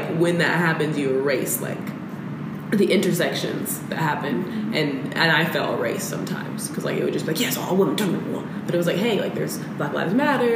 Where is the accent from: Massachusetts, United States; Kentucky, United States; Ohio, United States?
Kentucky, United States; Louisville; I grew up, like, I'm originally from Kentucky, Louisville, Kentucky